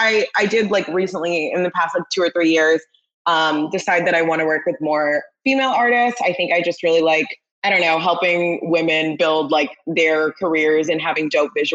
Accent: Corvallis, Oregon, United States; also born or lived in Portland, Oregon; I'm from Corvallis, which is like a much smaller town

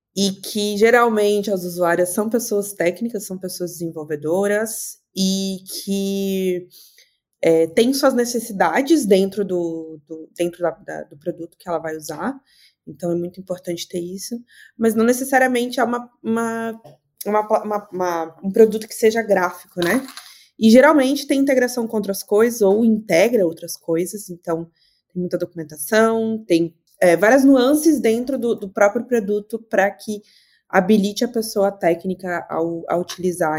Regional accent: Blumenau, Santa Catarina, Brazil; now in Porto Alegre, Brazil; sou de Blumenau, Santa Catarina, mas estou em Porto Alegre

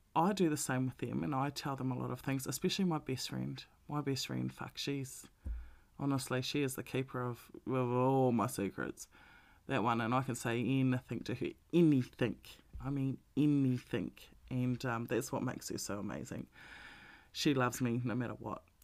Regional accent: Melbourne, Victoria, Australia; we're from Melbourne, so we were the most locked down city in the world.

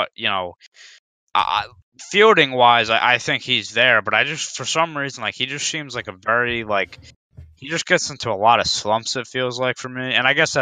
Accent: Philadelphia, Pennsylvania, United States; I'm from the Philadelphia area

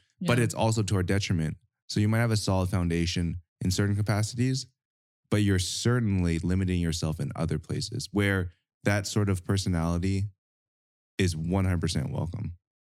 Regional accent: Edmonton, Alberta, Canada; I'm not from Calgary. Wait, are you not? Edmonton.

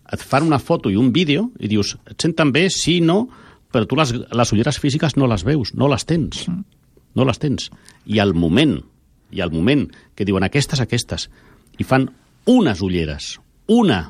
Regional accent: Barcelona, Catalonia, Spain; sóc de Barcelona, m'agrada Barcelona

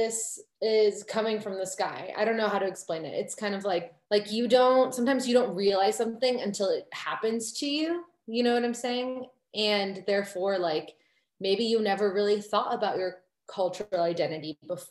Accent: suburbs of Chicago, Illinois, United States; I grew up in the suburbs of Chicago in a fairly white community.

